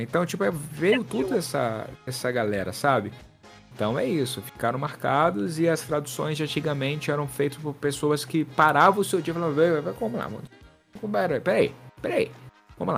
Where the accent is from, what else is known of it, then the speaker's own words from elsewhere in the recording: Tocantins, Brazil; moved away as an adult; also born or lived in Brasília; now in Rio de Janeiro, Brazil; eu sou do Tocantins, mas eu morei em Brasília durante quatro anos quando eu fiz a faculdade